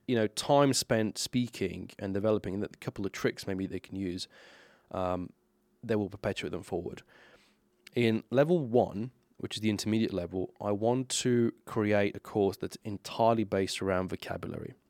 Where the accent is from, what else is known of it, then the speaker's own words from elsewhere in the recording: Slovenia; English is a second language; as a Slovenian person, born and raised in Slovenia